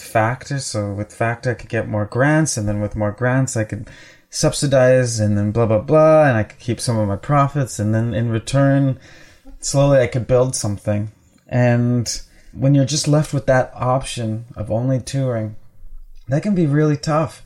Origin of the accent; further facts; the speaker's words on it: Winnipeg, Manitoba, Canada; I grew up in the North End.